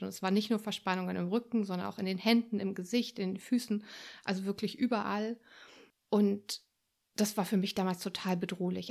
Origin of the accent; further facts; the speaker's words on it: Berlin, Germany; moved away as an adult; also born or lived in France / Sweden / Wuppertal; ich bin ursprünglich Berlinerin und bin viel, viel in meinem Leben rumgekommen, vor allem in Europa